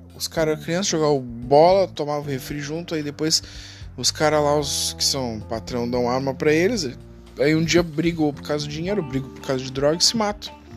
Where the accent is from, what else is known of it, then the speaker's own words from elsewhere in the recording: Porto Alegre, Rio Grande do Sul, Brazil; sou de Porto Alegre